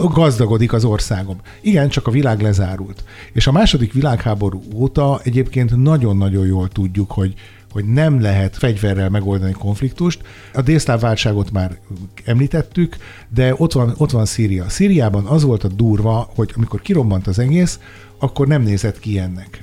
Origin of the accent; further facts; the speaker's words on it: Sopron, Győr-Moson-Sopron, Hungary; én Soproni vagyok